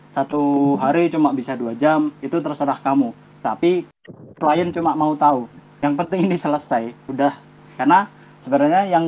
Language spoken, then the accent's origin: Indonesian; Java, Indonesia; saya orang Jawa kok